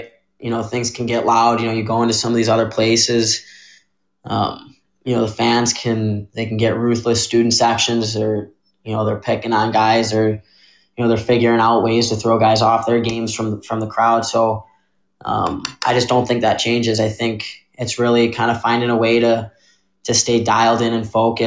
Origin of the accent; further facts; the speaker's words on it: west suburbs of Chicago, Illinois, United States; I grew up right outside Chicago, west suburbs. Born and raised